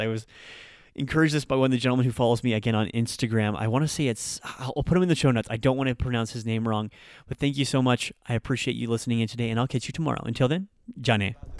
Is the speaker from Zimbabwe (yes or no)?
no; Nebraska, United States; moved away as an adult; also born or lived in Japan; I'm just a white guy that grew up in Nebraska